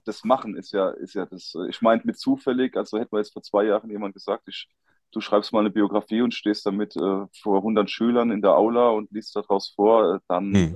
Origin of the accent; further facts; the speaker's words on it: Rhineland-Palatinate, Germany; ich komme aus der Pfalz, ich wohne mitten in den Weinbergen